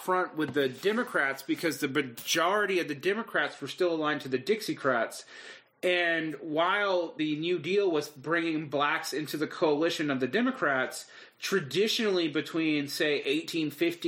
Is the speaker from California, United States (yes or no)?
no; Central Georgia, United States; accent: native accent (Southern); Born and raised in Central Georgia in the 1980s